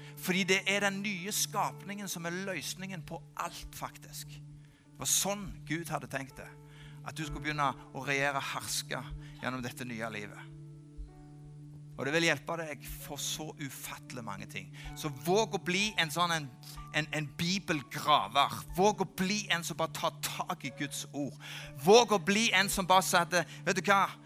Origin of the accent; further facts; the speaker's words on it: Norway; jeg kommer fra Gandalen